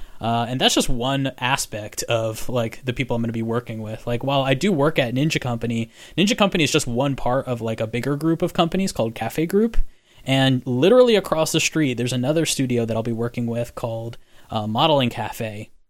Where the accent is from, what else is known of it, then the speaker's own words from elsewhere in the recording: Florida, United States; So I'm from Florida, and we do not have Pirates of the Caribbean like you have Pirates of the Caribbean.